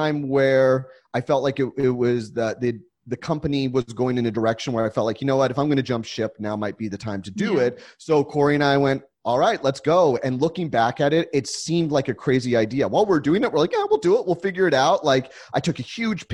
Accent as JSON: {"language": "English", "town": "San Diego", "region": "California", "country": "United States", "tie": "born or raised there", "also_born_or_lived": "Los Angeles", "said": "I grew up in San Diego"}